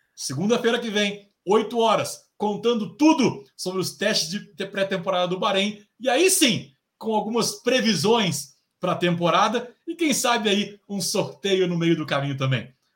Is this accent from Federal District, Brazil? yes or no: yes; Brasília, Federal District, Brazil; o …, o … e …, nós somos de Brasília